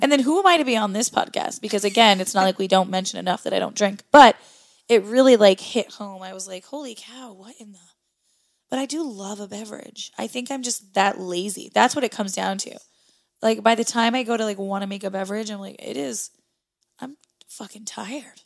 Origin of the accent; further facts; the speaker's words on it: Midwest, United States; moved away as an adult; now in New England, United States; I come from the Midwest